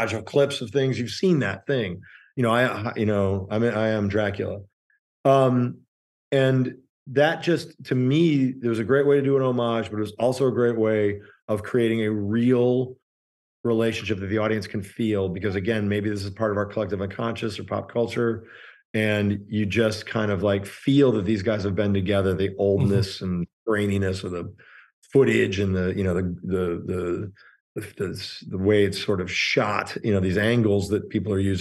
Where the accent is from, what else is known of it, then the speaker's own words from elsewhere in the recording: Chicago, Illinois, United States; I grew up in Chicago